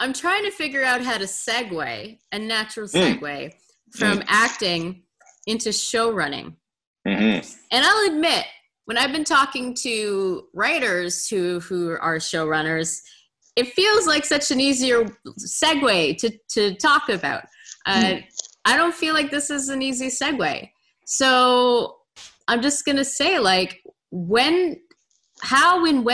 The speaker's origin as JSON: {"language": "English", "town": "Montreal", "region": "Quebec", "country": "Canada", "moved": "yes", "said": "I'm from the West Island myself."}